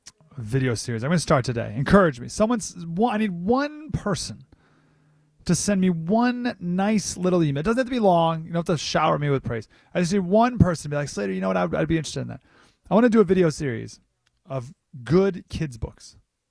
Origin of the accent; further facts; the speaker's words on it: Canada; at least us in Canada. They have a football league. Right? We play hockey.